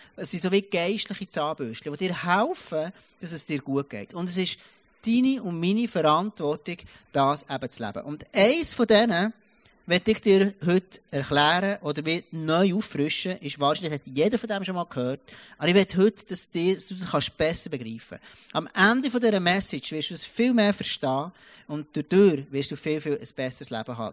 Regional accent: Switzerland; moved away; ich komme aus dem Jura. Und dort hat jeder mindestens eins oder zwei Autos, wo du hast ja gar keine ÖVs an dem Ort, wo ich aufwachsen bin

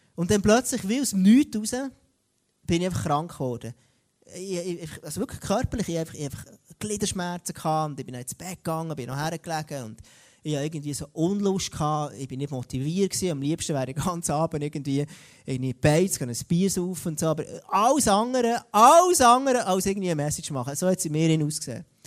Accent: Switzerland; bei uns in Europa, in der Schweiz

